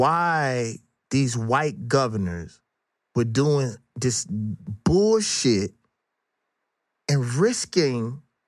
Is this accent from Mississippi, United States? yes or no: yes; Mississippi, United States; moved away as an adult; also born or lived in Atlanta, Georgia; They knew I was from Mississippi. Let me scream Mississippi.